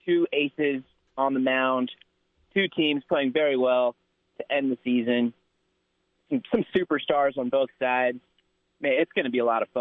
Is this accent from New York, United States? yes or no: no; Los Angeles, California, United States; moved away; I was born literally in Los Angeles